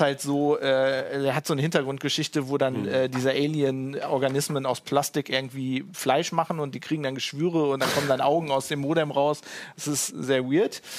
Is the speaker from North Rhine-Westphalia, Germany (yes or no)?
yes; Duisburg, North Rhine-Westphalia, Germany; ich bin ja im Ruhrgebiet aufgewachsen in Duisburg